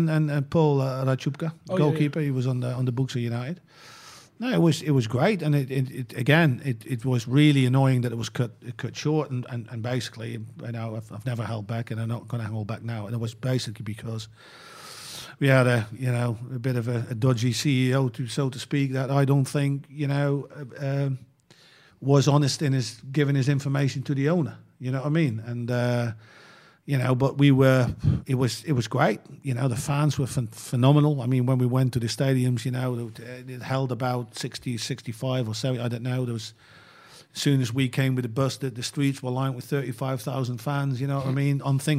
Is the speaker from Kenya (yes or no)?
no; Netherlands; English is a second language; because I grew up in Holland, you know what I mean?